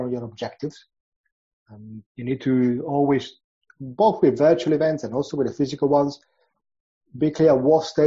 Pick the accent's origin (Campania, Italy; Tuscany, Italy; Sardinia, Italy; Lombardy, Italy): Lombardy, Italy; Milan; moved away as an adult; now in London, United Kingdom; I'm originally from Milan and moved from Italy to London after finishing my studies.